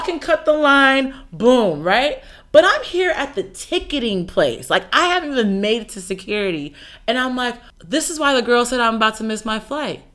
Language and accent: English; United States; I'm so used to being from a country where African Americans exist